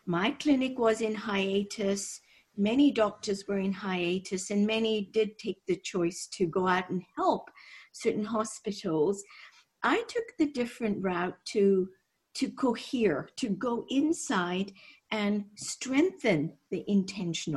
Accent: Nairobi, Kenya; moved away as an adult; also born or lived in Scotland / London; I'm from Kenya originally. I was born and raised on the equator, actually.

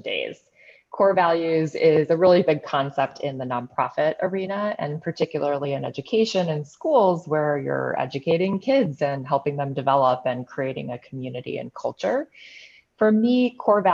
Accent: Chicago, Illinois, United States; here in Chicago, which is my hometown

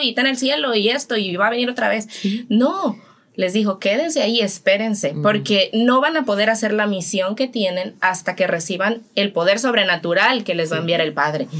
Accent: Mexico; moved away as an adult; now in Dominican Republic; soy de México y estoy aquí

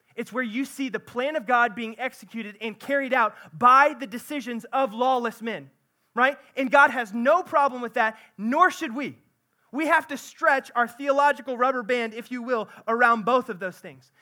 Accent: central Missouri, United States; I'm from central Missouri

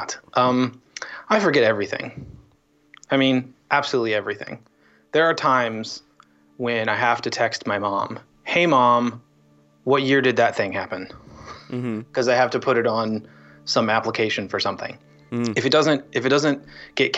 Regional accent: Rochester, New York, United States; moved away; also born or lived in Kansas City, Missouri / Washington, D.C.; we moved to upstate New York. Lived in Rochester for a long time

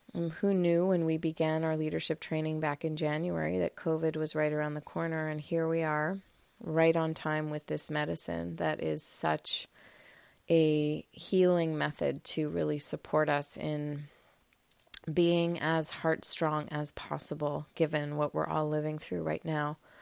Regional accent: Montreal, Quebec, Canada; I am coming to you live and raw from the cottage just north of Montreal, my hometown.

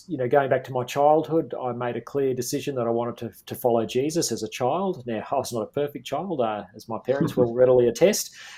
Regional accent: Queensland, Australia; my home state of Queensland.

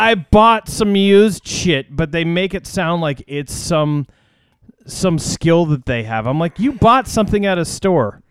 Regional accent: United States; I'm an American

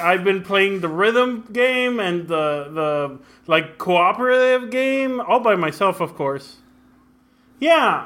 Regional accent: Mexico; also born or lived in Brownsville, Texas, United States; now in San Antonio, United States; I grew up in Mexico and in, uh, Brownsville, Texas

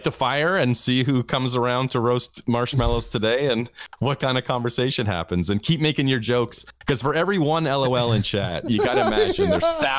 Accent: Canada; I'm Canadian.

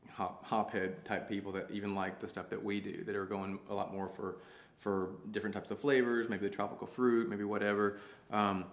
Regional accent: Arkansas, United States; I grew up hiking, camping, backpacking all over Arkansas

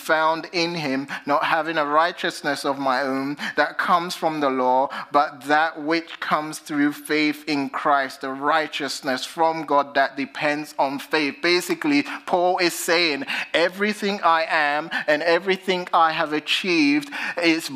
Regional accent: United Kingdom; accent: British; now in United States; my British accent

